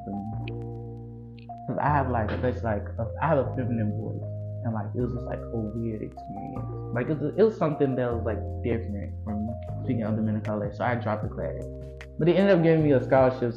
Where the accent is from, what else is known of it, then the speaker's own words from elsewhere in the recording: Brunswick County, Virginia, United States; moved away as an adult; now in Richmond, United States; I came from Brunswick, which is like a small county